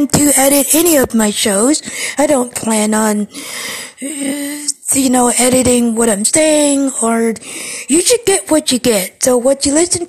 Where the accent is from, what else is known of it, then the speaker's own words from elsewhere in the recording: Cleveland, Ohio, United States; I'm from Ohio, and, you know, the place of Ohio I'm from, Cleveland